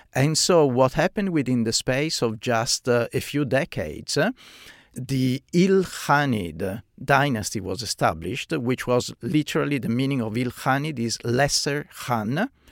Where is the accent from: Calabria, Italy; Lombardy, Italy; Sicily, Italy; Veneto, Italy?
Veneto, Italy; Venice; moved away as an adult; now in Australia; I grew up in, in Venice. Venice is my hometown